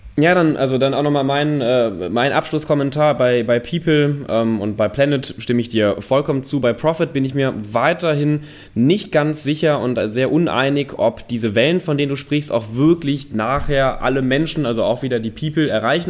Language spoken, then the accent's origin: German; North Rhine-Westphalia, Germany; ich komme ja aus NRW